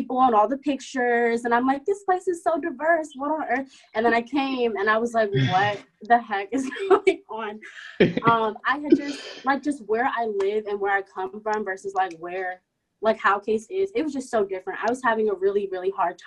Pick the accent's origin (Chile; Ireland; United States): United States; Maryland; moved away as an adult; now in Cleveland, United States; I'm from Maryland. I live about 10 minutes outside of DC